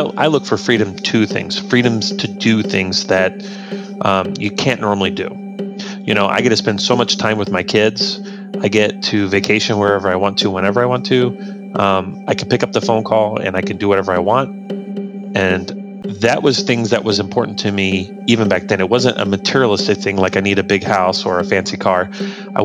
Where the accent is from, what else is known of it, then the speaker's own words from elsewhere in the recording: Hoopeston, Illinois, United States; I was raised in Hoopston, Illinois. It's a little corn town in central Illinois, right up against the Illinois-Indiana border